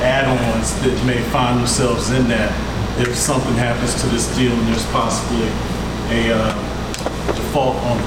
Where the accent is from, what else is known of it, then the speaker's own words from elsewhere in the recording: Petersburg, Virginia, United States; I was from Petersburg